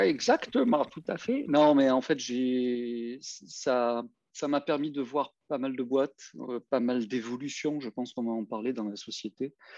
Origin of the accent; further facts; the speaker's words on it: Marseille, Provence-Alpes-Côte d'Azur, France; je venais quartier nord de Marseille